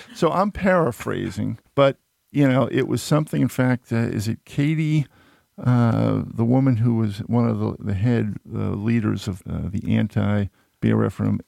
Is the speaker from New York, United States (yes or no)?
no; outside of Boston, Massachusetts, United States; a young … growing up outside of Boston